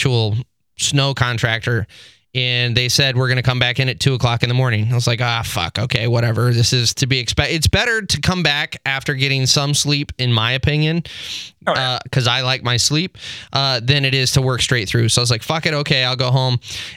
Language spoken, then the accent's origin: English; Texas, United States; moved away as an adult; now in Michigan, United States; I moved up here from Texas. As most people know, I'm originally from Texas.